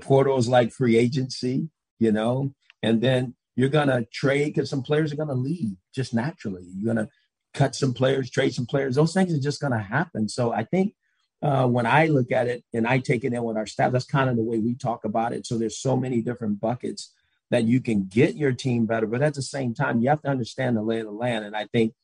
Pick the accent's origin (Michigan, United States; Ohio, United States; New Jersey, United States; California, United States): California, United States; Los Angeles; moved away; I'm from Los Angeles